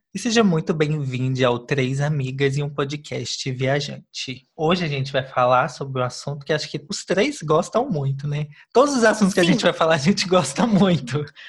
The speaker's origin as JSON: {"language": "Portuguese", "town": "Belo Horizonte", "region": "Minas Gerais", "country": "Brazil", "said": "a gente é de BH, viu, gente? Belo Horizonte, capital do estado de Minas Gerais"}